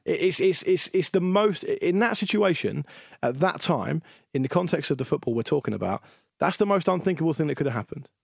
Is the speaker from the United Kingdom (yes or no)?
yes; England, United Kingdom; as an Englishman